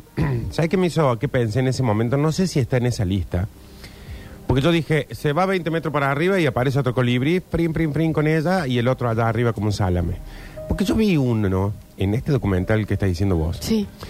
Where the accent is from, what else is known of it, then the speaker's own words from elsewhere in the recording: Argentina; los argentinos creemos que somos europeos